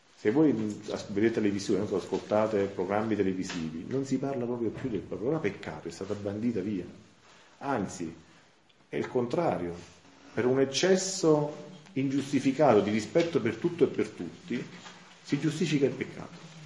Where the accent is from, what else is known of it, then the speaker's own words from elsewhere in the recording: Santa Maria Capua Vetere, Campania, Italy; vengo da Santa Maria Capovetro